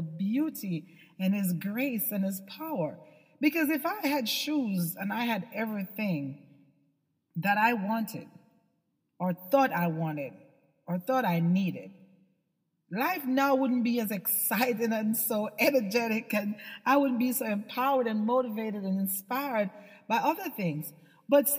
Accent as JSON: {"language": "English", "country": "Jamaica", "tie": "born or raised there", "said": "when I was a little girl, I had no shoes. I'm from Jamaica"}